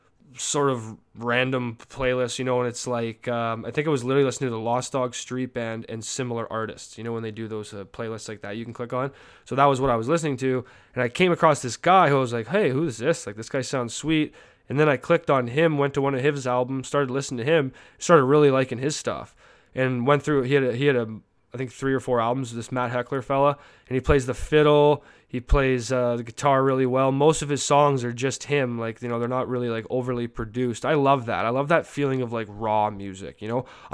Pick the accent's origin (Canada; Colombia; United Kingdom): Canada; sorry, I'm Canadian. I say sorry way too much.